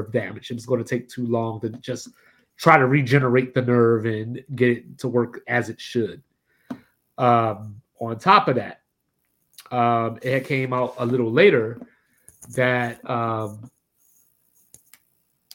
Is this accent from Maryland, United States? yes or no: yes; Maryland, United States; growing up in Maryland